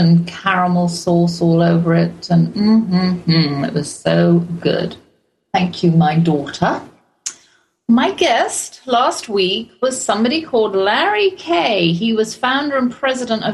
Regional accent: England, United Kingdom; accent: English; also born or lived in Germany; now in Texas, United States; Being English, I come from a long line of pet lovers

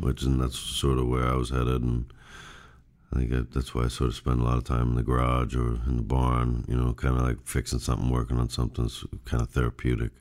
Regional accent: Newton, Massachusetts, United States; I was born in Newton, Massachusetts

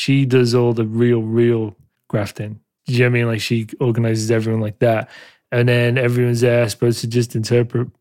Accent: Leeds, Yorkshire and the Humber, United Kingdom; now in London, United Kingdom; I was born in Leeds

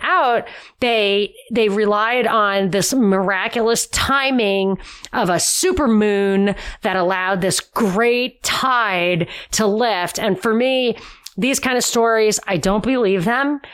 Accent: New York, United States; I am from New York

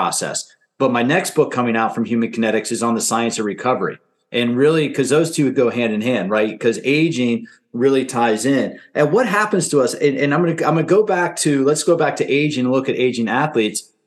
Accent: Silver Spring, Maryland, United States; I'm from the DC area as well. I grew up in Silver Spring

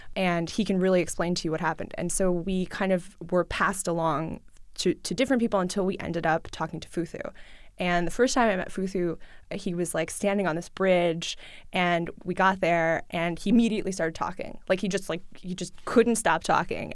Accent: New York City, New York, United States; first language Russian; English is a second language; I grew up in New York City. I grew up with my mom. I went to public school. I speak Russian at home uh, with my family. I learned English in school

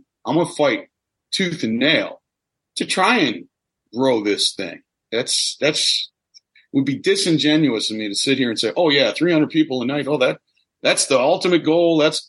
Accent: Midwest, United States; obviously I'm from the Midwest. I have no trouble talking.

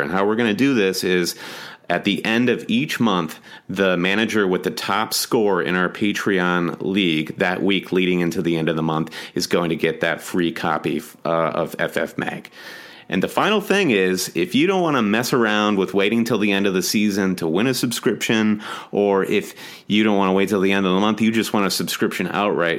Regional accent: United States; we are American

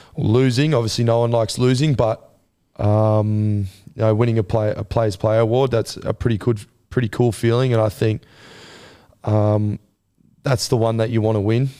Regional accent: Gold Coast, Queensland, Australia; it being my hometown and where I'm from

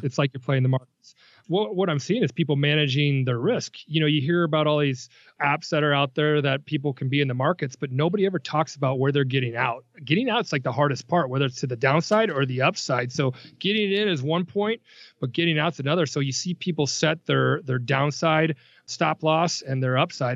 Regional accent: Nebraska, United States; I grew up in Nebraska

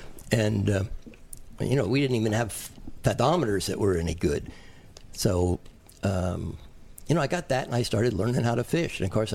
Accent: United States; moved away as an adult; also born or lived in New Jersey / New York / Pensacola, Florida; Oh, I grew up in New Jersey and New York

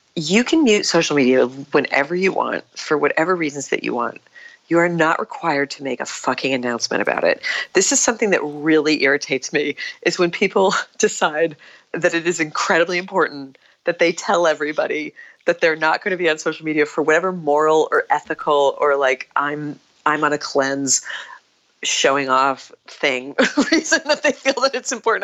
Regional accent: New England, United States; moved away as an adult; now in New York City, United States; I grew up on a small family Christmas tree farm in New England

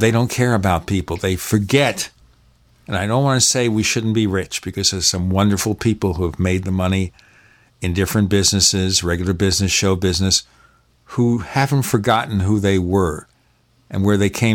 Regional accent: New York City, New York, United States; I grew up in Brooklyn, New York. Nobody was rich there

